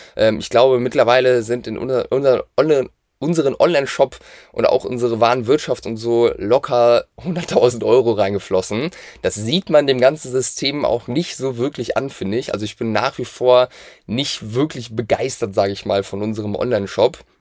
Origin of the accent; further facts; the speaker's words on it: Hamburg, Germany; wir kommen aus der Nähe von Hamburg